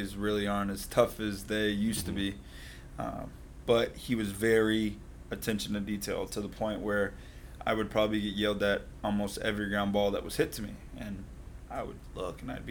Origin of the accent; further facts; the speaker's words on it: Boynton Beach, Florida, United States; grew up here in Palm Beach County. Grew up in Boynton Beach.